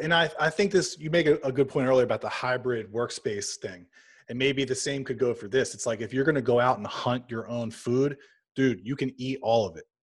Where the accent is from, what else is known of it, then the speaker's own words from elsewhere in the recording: Louisiana, United States; also born or lived in suburbs of Philadelphia; now in Philadelphia, United States; I'm actually from Louisiana